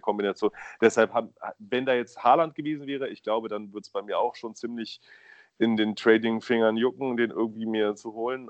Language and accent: German; Berlin, Germany; ich bin in Berlin aufgewachsen